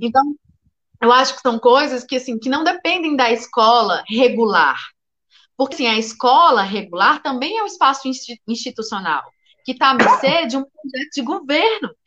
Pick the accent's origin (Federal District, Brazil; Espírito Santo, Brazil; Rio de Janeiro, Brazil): Federal District, Brazil; Brasília; also born or lived in Goiânia, Goiás; eu nasci em Goiânia, mas vim para Brasília muito cedo. Nunca morei no plano piloto